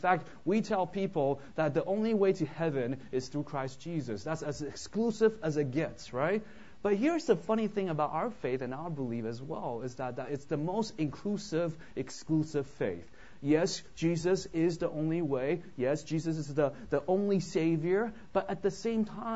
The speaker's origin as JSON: {"language": "English", "town": "Vancouver", "region": "British Columbia", "country": "Canada", "tie": "born or raised there", "moved": "yes", "lives_now": "United States", "said": "I grew up in Vancouver, so I'm actually a Canadian"}